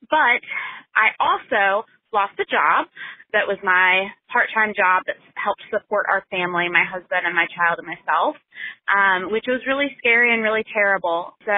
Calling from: Richmond, Virginia, United States; I am calling from Richmond, Virginia

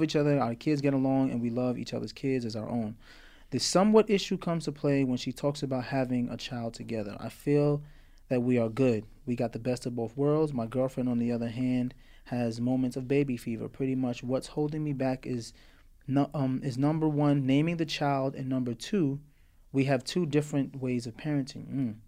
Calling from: Memphis, Tennessee, United States; I'm coming from the great city of Memphis, Tennessee. Tennessee, I grew up in Morristown, Tennessee every summer.

